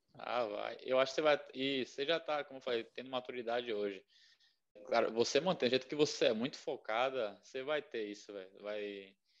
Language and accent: Portuguese; Bahia, Brazil; eu sou da Bahia